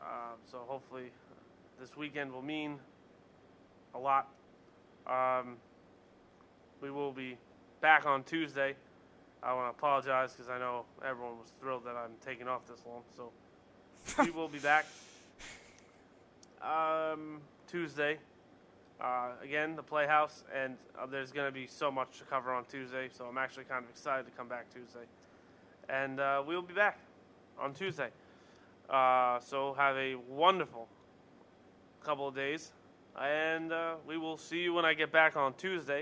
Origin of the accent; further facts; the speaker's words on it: Vancouver, British Columbia, Canada; I'm from Vancouver.